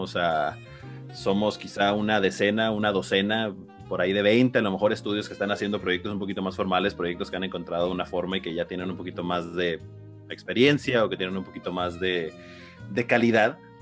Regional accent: Mexico; tenemos como mexicanos

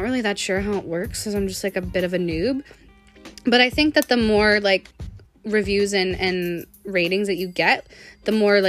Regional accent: Sudbury, Ontario, Canada; she was from Chemi and I was from Sudbury.

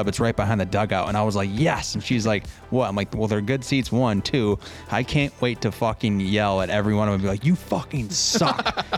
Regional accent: New York City, New York, United States; moved away; I'm from the city.

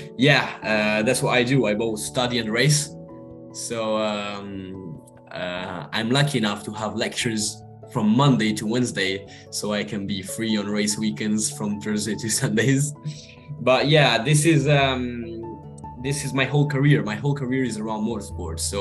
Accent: Monza, Lombardy, Italy; moved away as an adult; also born or lived in United Kingdom; That was actually my home race, because I'm actually from there. I live 5 minutes away from the Formula One racetrack

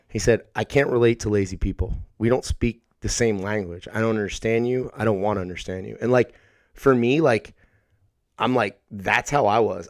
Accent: Sayreville, New Jersey, United States; born or raised there

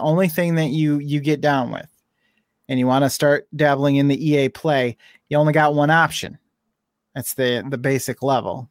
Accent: United States

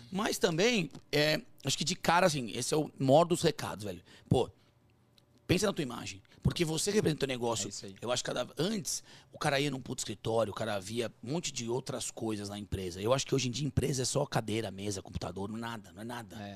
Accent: Sorocaba, São Paulo, Brazil; a gente é de Sorocaba.

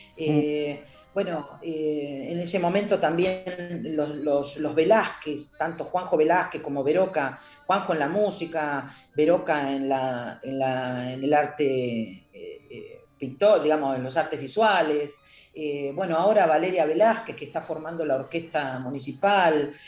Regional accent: Comodoro Rivadavia, Chubut, Argentina; yo siempre digo que soy palo de Comodoro y Astilla de Buenos Aires

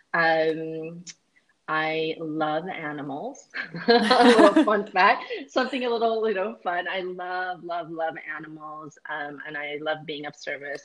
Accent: Northern California, United States; I grew up in Northern California

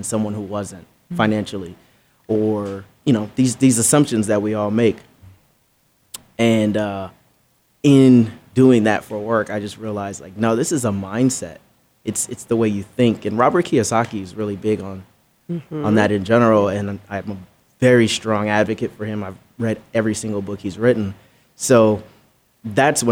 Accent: Belize; I'm from Belize, right? So I grew up humble beginnings, as they say.

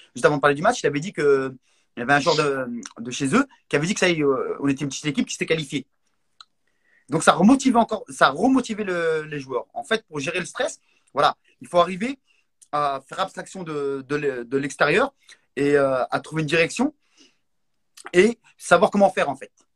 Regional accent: Morocco; moved away; quand j'étais petit, quand j'étais au Maroc

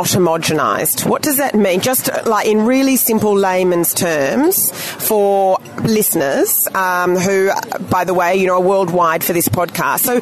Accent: Australia; also born or lived in Southeast Asia / England; now in New Zealand; I grew up in Australia

